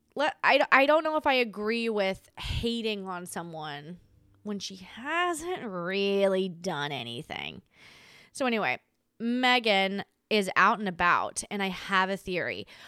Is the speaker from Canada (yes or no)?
no; Australia; moved away; as an Australian.